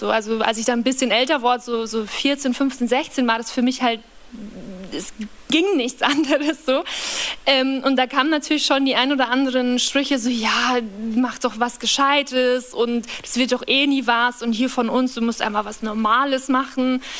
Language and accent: German; Kamünster, Bavaria, Germany; Ähm, und das Dorf, wo ich aufgewachsen bin, heißt Kamünster. Das sind nicht mal 2000 Leute ungefähr, denke ich. Also sehr, sehr ländlich